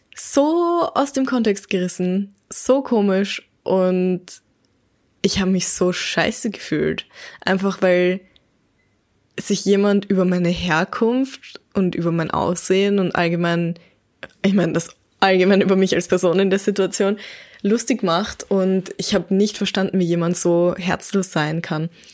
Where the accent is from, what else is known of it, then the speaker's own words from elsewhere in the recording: Baden, Lower Austria, Austria; also born or lived in Vienna; geboren in Wien, aufgewachsen in Baden in Niederösterreich, aber mein ganzes Leben lang war ich schon in Österreich.